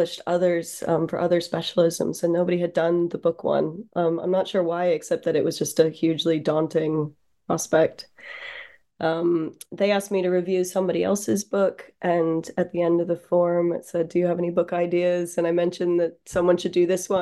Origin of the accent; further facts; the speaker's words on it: Baltimore, Maryland, United States; moved away as an adult; also born or lived in New York; now in United Kingdom; I grew up in just outside Baltimore